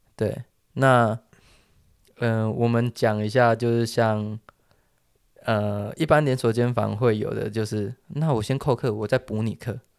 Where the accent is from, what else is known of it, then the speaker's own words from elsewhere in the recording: Taiwan; 我们台湾人